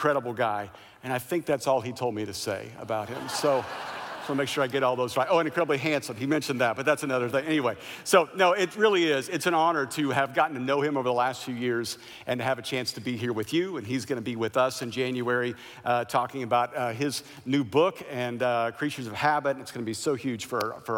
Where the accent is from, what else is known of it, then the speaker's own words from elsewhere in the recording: Kansas, United States; moved away as an adult; also born or lived in Missouri / Kentucky; now in Southern California, United States; I grew up in Kansas